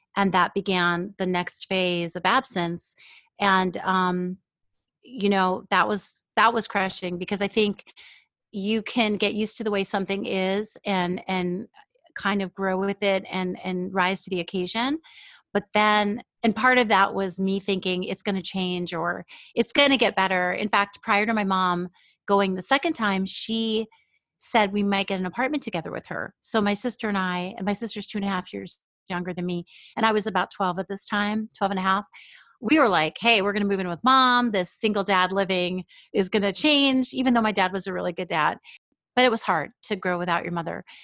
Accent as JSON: {"language": "English", "region": "New York", "country": "United States", "tie": "born or raised there", "also_born_or_lived": "Israel", "moved": "yes", "lives_now": "Seattle, United States", "said": "in New York, I lived for a long time where there was a lot of Jewish people, but also my elementary school was a melting pot"}